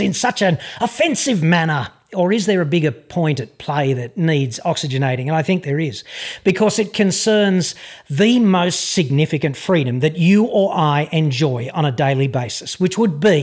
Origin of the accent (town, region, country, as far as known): Australia